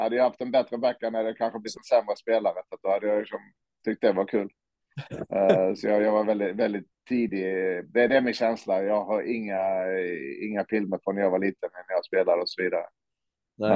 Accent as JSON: {"language": "Swedish", "town": "Olofström", "region": "Blekinge", "country": "Sweden", "tie": "born or raised there", "said": "jag växte upp i Olofström"}